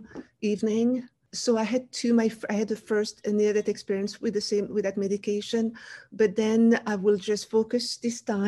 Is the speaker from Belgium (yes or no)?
yes; Wallonia, Belgium; first language French; English is a second language; moved away as an adult; now in United States; I grew up in Belgium, the country next to France.